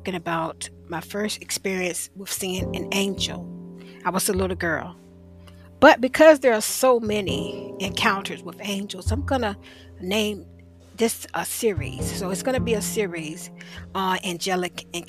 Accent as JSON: {"language": "English", "town": "Portsmouth", "region": "Virginia", "country": "United States", "also_born_or_lived": "Norfolk, Virginia", "said": "That's where I'm from, Portsmouth, Virginia."}